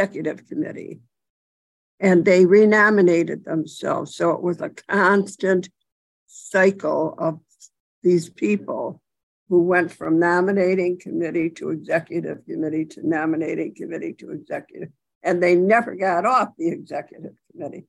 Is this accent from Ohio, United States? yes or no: no; Buffalo, New York, United States; I wasn't from a big city. I was from Buffalo